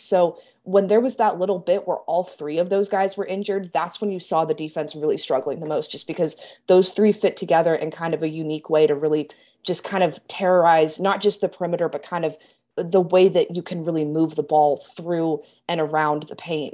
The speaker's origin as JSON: {"language": "English", "town": "Kansas City", "country": "United States", "moved": "yes", "lives_now": "Chicago, United States", "said": "I'm from Kansas City"}